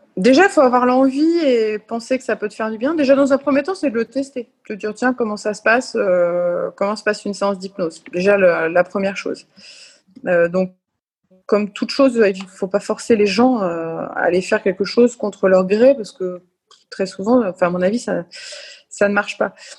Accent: France; quand on est français

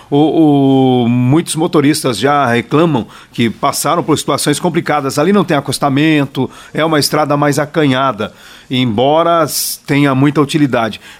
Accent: Londrina, Paraná, Brazil; eu sou do Patrimônio Regina … fazer uma reclamação também

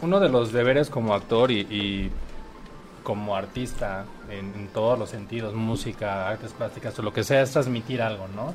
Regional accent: Acapulco, Guerrero, Mexico; yo soy originario de Acapulco

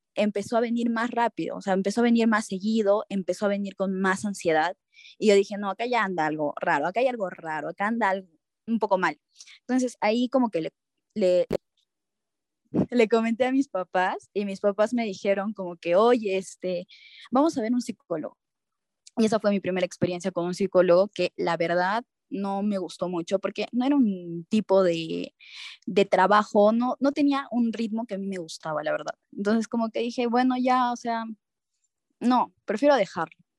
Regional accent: Cusco, Peru; moved away as an adult; now in Lima, Peru; yo, soy de Cusco, entonces tenía que mudarme a Lima

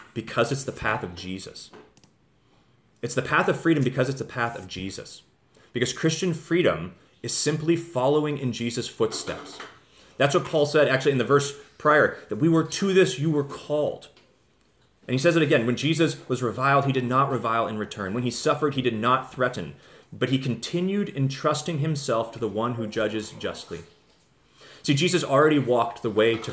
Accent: United States; we have as American people

